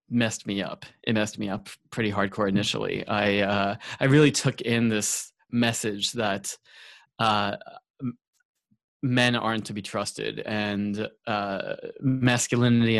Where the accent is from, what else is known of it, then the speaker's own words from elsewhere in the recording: Long Island, New York, United States; also born or lived in San Francisco, California / Los Angeles, California; now in San Diego, United States; I grew up on Long Island, New York, and I'm currently outside of San Diego, California.